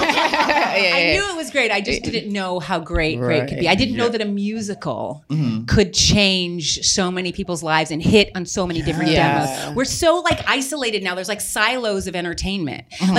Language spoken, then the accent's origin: English; Texas, United States; We're from Texas.